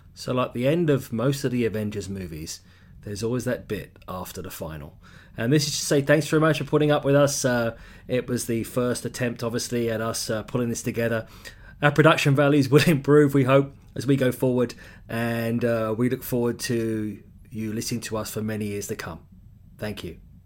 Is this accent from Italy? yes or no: no; London, United Kingdom; accent: English; moved away as an adult; also born or lived in Ottawa, Canada; now in Vancouver, Canada; So I grew up in London